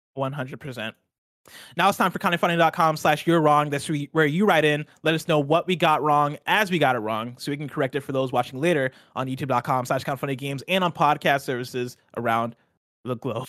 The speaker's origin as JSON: {"language": "English", "country": "United States", "said": "we're American."}